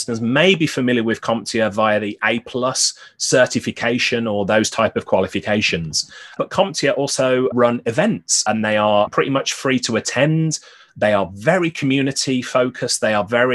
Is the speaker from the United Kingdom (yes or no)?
yes; Birmingham, West Midlands, United Kingdom; now in Newcastle upon Tyne, United Kingdom; I'm originally from Birmingham, which is in the Midlands